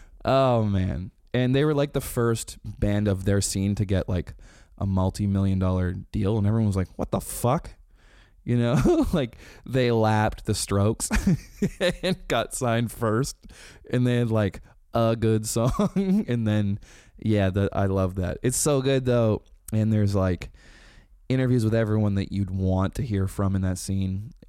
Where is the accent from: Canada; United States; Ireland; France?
Canada; Rain Wilson from The Office told us it's funny that we're Canadian.